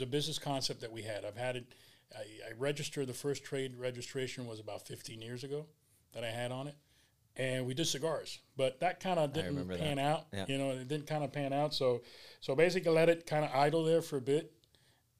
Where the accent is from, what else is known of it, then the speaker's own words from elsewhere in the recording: Hialeah, Florida, United States; I was born and raised here in Miami. Basically, I'm a Hialeah guy. I was actually bred in Hialeah